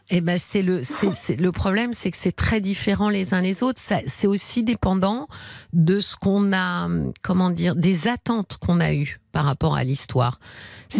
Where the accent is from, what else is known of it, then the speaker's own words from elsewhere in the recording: Paris, Île-de-France, France; accent: Parisian; il paraît que ça s'entend, hein, que je suis parisienne, parigo, parisienne